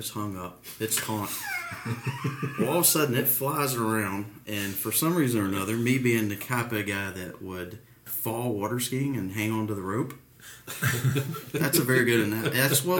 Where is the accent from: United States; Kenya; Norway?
United States; I grew up in DeKalb County firehouses